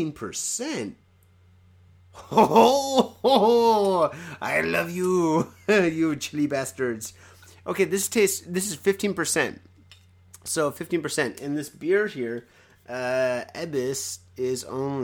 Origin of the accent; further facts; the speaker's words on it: United States; now in Japan; I'm American